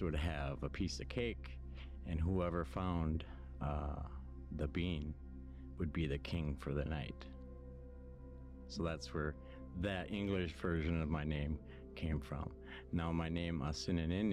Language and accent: English; Fond du Lac Reservation, northern Minnesota, United States; now in Maple Grove, United States; from the Fond du Lac Reservation up in northern Minnesota. And that I live in Maple Grove right now.